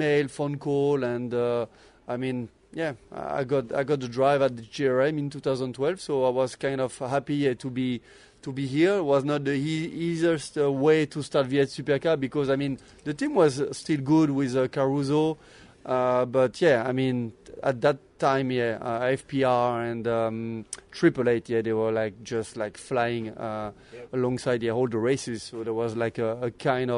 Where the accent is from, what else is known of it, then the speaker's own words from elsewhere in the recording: France; English is a second language; moved away as an adult; also born or lived in Australia; now in Las Vegas, United States; I'm from France. So I've been born in France.